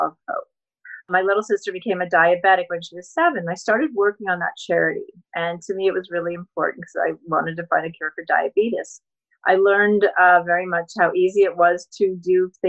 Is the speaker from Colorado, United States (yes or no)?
yes; Colorado, United States; now in California, United States; I grew up in Colorado